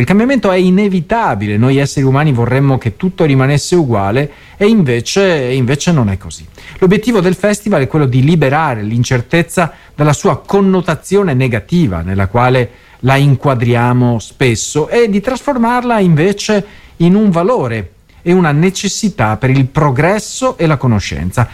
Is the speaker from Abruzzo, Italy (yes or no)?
no; Mestre, Veneto, Italy; a Mestre, quindi nella mia città natale